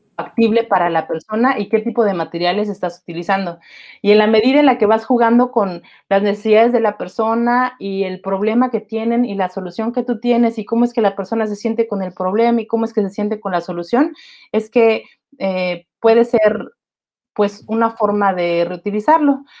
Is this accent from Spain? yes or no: no; Mexico City, Mexico; moved away; also born or lived in Querétaro; yo soy de la Ciudad de México y mucho tiempo he vivido en Querétaro.